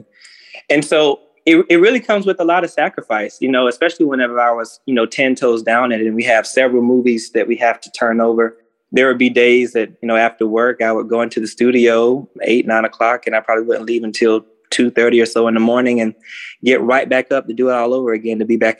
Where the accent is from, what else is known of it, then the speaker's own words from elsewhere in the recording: South Georgia, United States; growing up in South Georgia